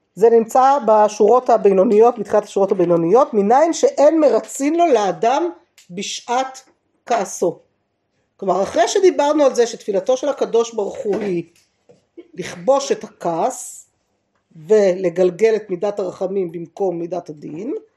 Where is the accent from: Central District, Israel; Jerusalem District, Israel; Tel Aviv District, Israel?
Jerusalem District, Israel; Jerusalem; שגדלתי בעיר העתיקה